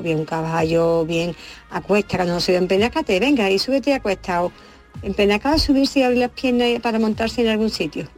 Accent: Andalusia, Spain

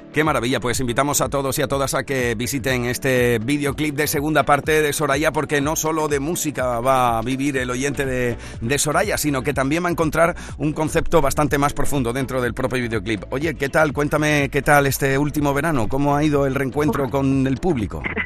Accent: Punta Umbría, Andalusia, Spain; mi tierra

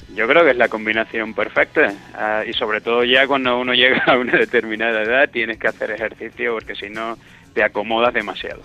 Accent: Cádiz, Andalusia, Spain; moved away as an adult; also born or lived in Cardiff, Wales; now in Manchester, United Kingdom; Cádiz está en mi, en mi corazón y voy a estar siempre muy orgulloso de Cádiz y del resto de Andalucía

